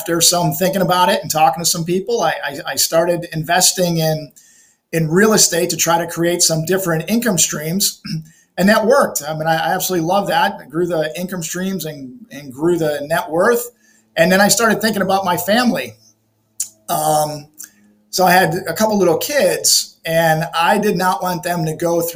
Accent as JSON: {"language": "English", "town": "Chicago", "region": "Illinois", "country": "United States", "tie": "born or raised there", "said": "I was born and raised in Chicago"}